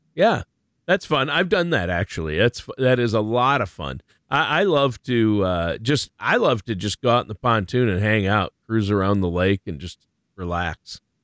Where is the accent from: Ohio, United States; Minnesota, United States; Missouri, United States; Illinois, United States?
Minnesota, United States; Worthington; I was born and raised in Worthington, which is in the southwestern corner of the state.